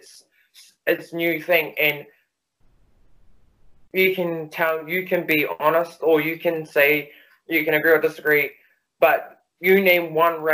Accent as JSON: {"language": "English", "country": "New Zealand", "tie": "born or raised there", "said": "I'm born in New Zealand, and I live in New Zealand, and I've lived in New Zealand all my life"}